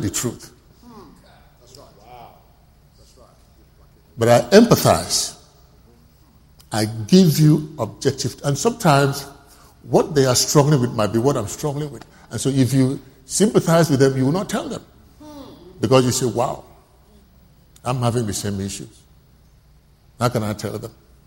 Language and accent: English; Oron, Akwa Ibom, Nigeria; I'm speaking English, but I'm not an Englishman. I'm a typical Nigerian from Oron.